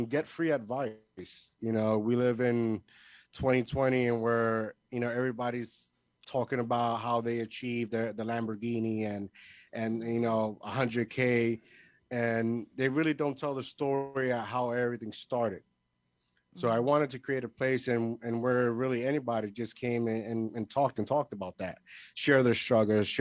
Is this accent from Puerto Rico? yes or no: yes; Puerto Rico; moved away as an adult; now in New Jersey, United States; I was born here in New Jersey, but the majority of my life, I grew up in Puerto Rico. When I was 20, I think 2010, I officially moved back here on my own, and I've been here ever since